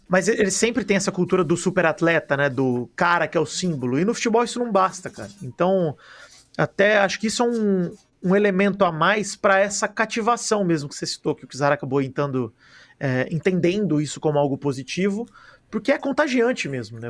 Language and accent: Portuguese; Araraquara, São Paulo, Brazil; eu sou de Araraquara